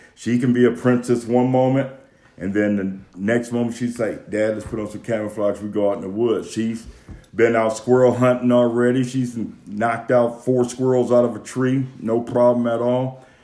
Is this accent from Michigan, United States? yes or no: yes; Detroit, Michigan, United States; I'm from Detroit, Michigan